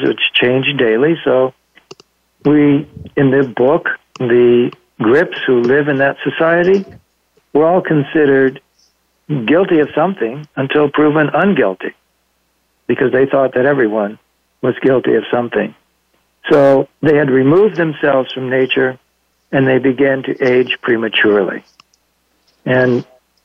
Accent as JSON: {"language": "English", "town": "Los Angeles", "region": "California", "country": "United States", "tie": "born or raised there", "also_born_or_lived": "Monterey Peninsula", "moved": "yes", "said": "I was born and raised in Los Angeles"}